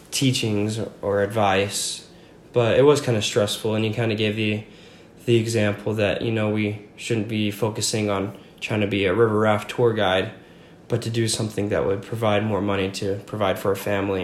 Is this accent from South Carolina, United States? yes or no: no; Franklin, Virginia, United States; also born or lived in Roosevelt, Utah; now in Utah, United States; I grew up mostly in small town called Franklin, Virginia